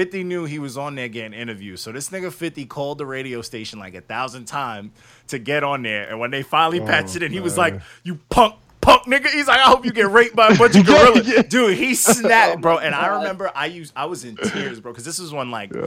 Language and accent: English; Long Island, New York, United States; We're from Long Island.